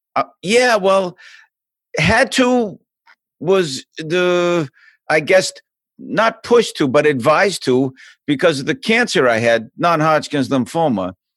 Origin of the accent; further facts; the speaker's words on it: Boston, Massachusetts, United States; moved away; I'm from Boston. I was born in a, a place called South Boston